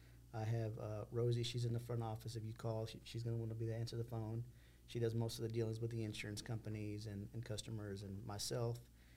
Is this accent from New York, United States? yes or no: no; Texas City, Texas, United States; We're both from Texas City, born and raised. We have our kids here in Texas City.